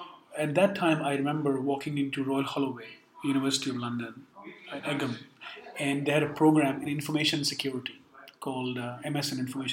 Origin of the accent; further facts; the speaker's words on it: Karachi, Sindh, Pakistan; now in United Kingdom; I grew up in a very progressive city called Karachi, coastal city